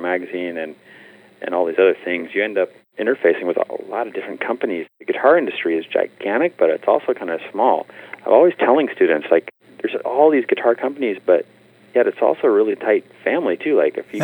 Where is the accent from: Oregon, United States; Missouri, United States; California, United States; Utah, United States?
California, United States; San Francisco; moved away as an adult; now in Los Angeles, United States; my hometown in San Francisco